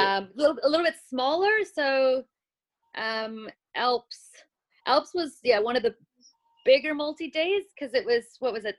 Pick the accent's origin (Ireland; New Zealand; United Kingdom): New Zealand; So what happens when I run as a Kiwi, exactly.